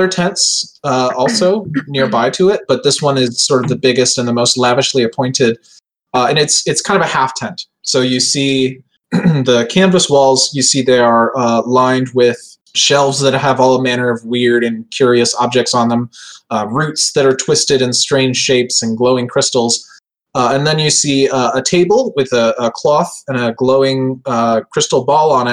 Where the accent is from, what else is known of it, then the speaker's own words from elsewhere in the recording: United States; I'm too American